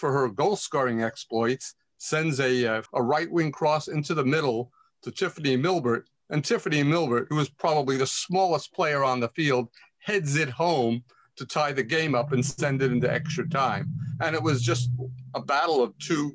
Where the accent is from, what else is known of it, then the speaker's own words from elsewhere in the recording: United States; as an American